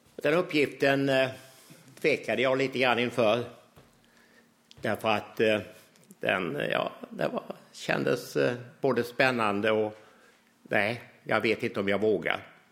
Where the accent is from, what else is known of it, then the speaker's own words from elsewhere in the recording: Hylte, Halland County, Sweden; jag som 16-åring gick fram i Ambjörnarps lilla tältkyrka